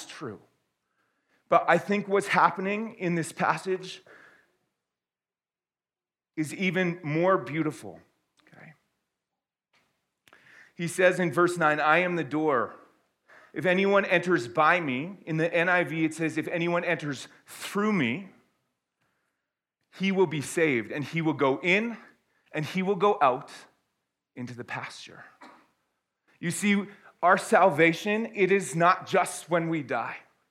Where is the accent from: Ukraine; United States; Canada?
Canada; also born or lived in Airdrie, Alberta; I am glad that I am Canadian